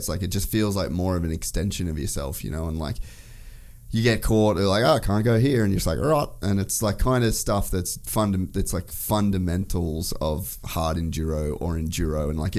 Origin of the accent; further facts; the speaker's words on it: Cairns, Queensland, Australia; we start in Cairns, which is at my hometown.